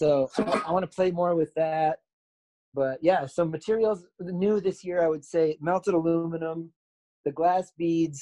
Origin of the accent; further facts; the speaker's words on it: Down East Maine, United States; I was born and raised in Down East Maine, near Acadia